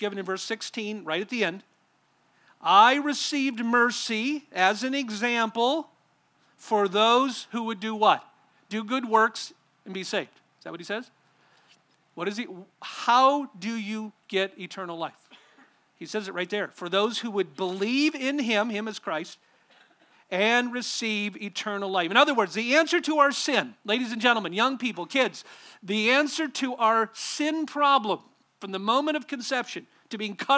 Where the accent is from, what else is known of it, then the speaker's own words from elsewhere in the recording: Southern California, United States; I grew up in a church and in a denomination out in Southern California